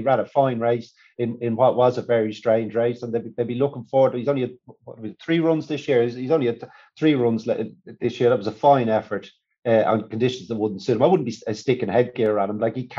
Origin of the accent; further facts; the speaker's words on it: Ireland; But then I'm Irish flat racing fanboy, and there aren't many of us.